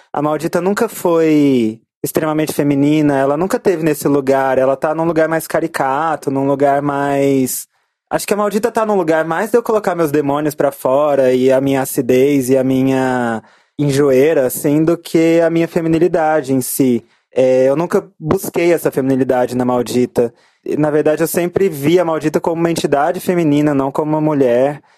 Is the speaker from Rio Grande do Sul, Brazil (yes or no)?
no; Goiânia, Goiás, Brazil; now in São Paulo, Brazil; eu cresci num lugar muito homofóbico e muito pesado, que é Goiânia. Eu nasci em São Paulo, mas fui criada lá.